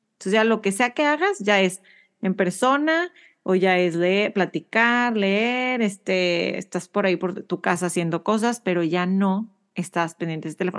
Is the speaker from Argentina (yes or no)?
no; Monterrey, Nuevo León, Mexico; now in United States; soy de Monterrey